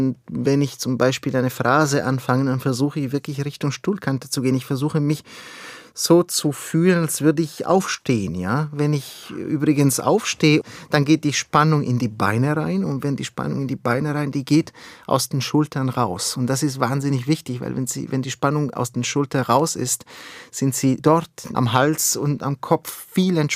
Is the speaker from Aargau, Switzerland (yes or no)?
no; Ticino, Switzerland; Wissen Sie, ich bin ja im Tessin aufgewachsen, mitten in den Bergen.